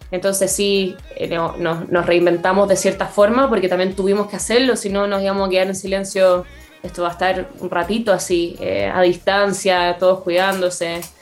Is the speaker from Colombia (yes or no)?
no; Canada; me pude ir de Canadá porque soy canadiense también.